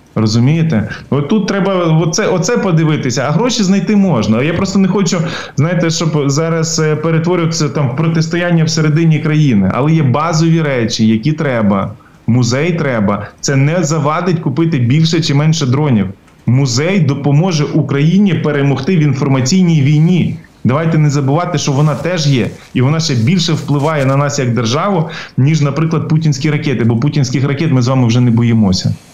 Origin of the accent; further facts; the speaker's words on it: Ukraine; для нас, українців